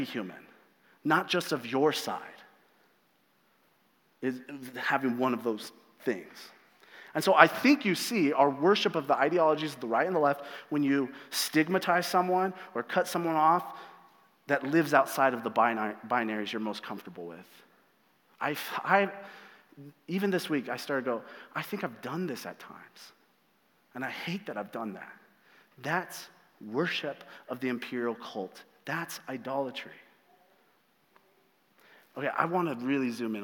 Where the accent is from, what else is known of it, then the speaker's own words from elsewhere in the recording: United States; the American church, the churches I grew up